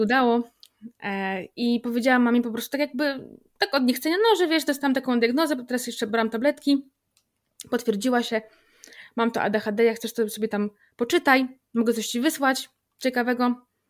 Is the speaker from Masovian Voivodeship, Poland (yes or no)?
no; Grudziądz, Kuyavian-Pomeranian Voivodeship, Poland; u nas w Grudziądzu, bo jestem z Grudziądza